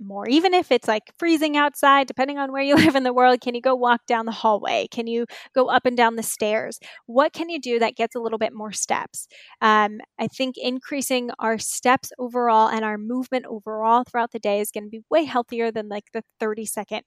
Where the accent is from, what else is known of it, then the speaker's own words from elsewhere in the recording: Inland Empire, Southern California, United States; also born or lived in New York / Marina del Rey; I grew up Inland Empire in Southern California